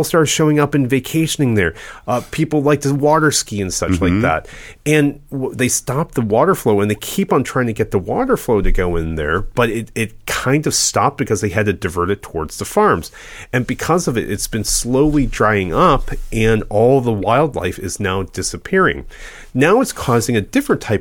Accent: Midwest, United States; I'm from the Midwest and I lived on Lake Erie

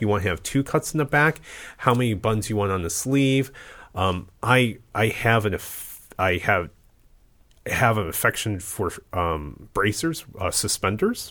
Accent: Midwest, United States; I was born in the Midwest

